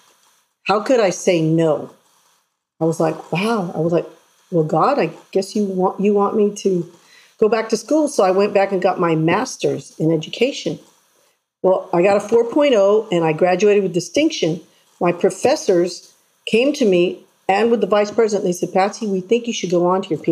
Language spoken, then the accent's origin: English; San Antonio, Texas, United States; I was born in San Antonio